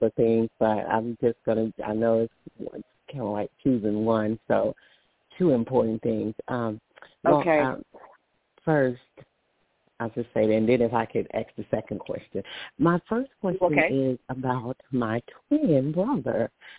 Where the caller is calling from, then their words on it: Alabama, United States; I'm from Alabama.